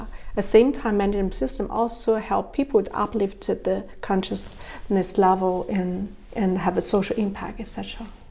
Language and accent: English; China; moved away; also born or lived in Germany / United States; I was born in China